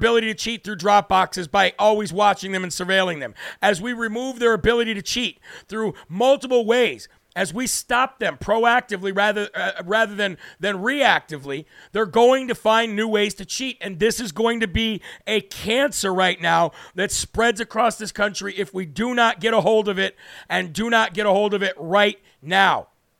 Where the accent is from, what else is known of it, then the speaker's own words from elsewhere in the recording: New Hampshire, United States; from the Live Free or Die Granite State of New Hampshire.